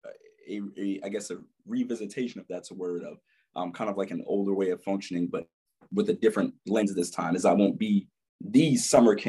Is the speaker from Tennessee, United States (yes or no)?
no; New York City, New York, United States; I am from Brooklyn, New York, born and raised, Crown Heights area